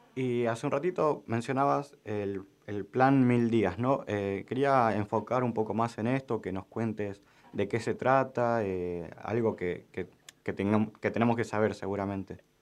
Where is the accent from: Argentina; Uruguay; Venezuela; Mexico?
Argentina; nosotros como argentinos y argentinas